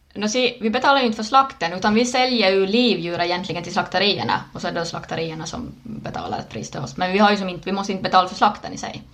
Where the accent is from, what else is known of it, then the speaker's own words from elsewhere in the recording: Närpes, Ostrobothnia, Finland; also born or lived in Ilmajoki; född i Plydax, Närpes